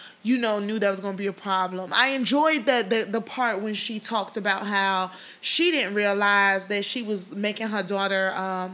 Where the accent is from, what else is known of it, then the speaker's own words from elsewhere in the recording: Chicago, Illinois, United States; also born or lived in Portugal / Nigeria (ancestry); I moved to Chicago. I'm 5 years old